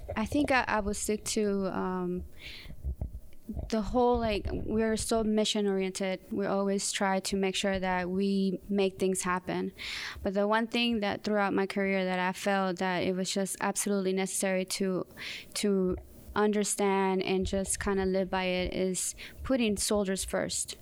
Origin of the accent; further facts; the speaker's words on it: Southern California, United States; moved away as an adult; also born or lived in Mexico City, Mexico / Fort Bragg, North Carolina; I was raised in Southern California